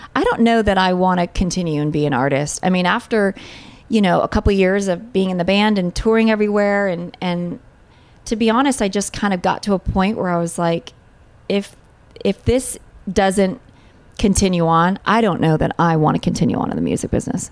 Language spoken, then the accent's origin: English; Long Beach, California, United States; moved away as an adult; also born or lived in Hollywood, California; now in Nashville, United States; I'm from California and I'm, I'm from just south of LA in Long Beach